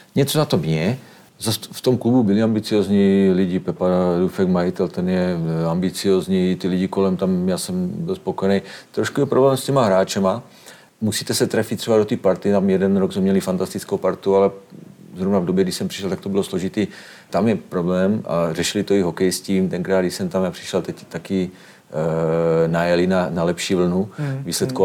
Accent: Slovakia; moved away as an adult; now in Drnovice, Czech Republic; oba pocházíme, i manželka pocházíme ze Slovenska

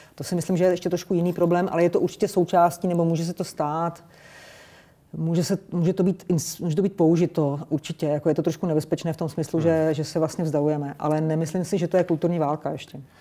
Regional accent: Czechia; jsme Češi, jsme Evropani

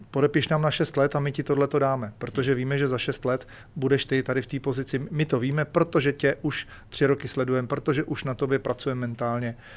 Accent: Czechia; u nás v Čechách asi merch není ta věc

